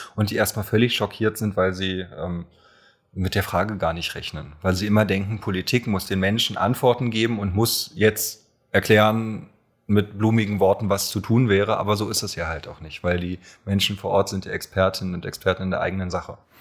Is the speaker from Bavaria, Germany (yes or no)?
no; Berlin, Germany; also born or lived in Alt-Treptow, Berlin; Ich bin nämlich geboren in Köpenick und wohne jetzt in Alt-Treptow